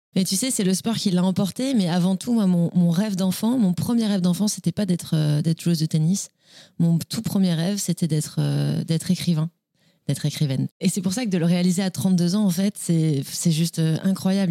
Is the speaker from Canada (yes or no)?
no; Nice, Provence-Alpes-Côte d'Azur, France; also born or lived in Le Cannet; je suis née à Nice, j'ai grandi à Nice